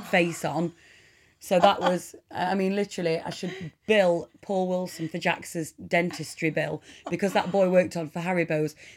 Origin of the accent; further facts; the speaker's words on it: Mansfield, East Midlands, United Kingdom; I am from Nottingham born in Mansfield in Nottingham in 1985